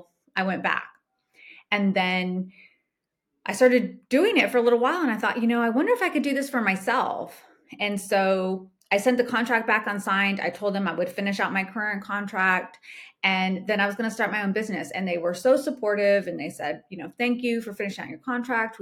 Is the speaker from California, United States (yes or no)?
yes; California, United States; moved away as an adult; also born or lived in Georgia; I'm originally from California, but I was living in Georgia at the time. So I was living in Georgia. I stayed for a year and then I moved back to my hometown in California